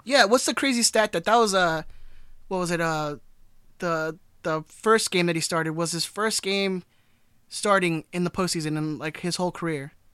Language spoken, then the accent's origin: English; Long Beach, California, United States; growing up in Long Beach, you knew what the good neighborhoods were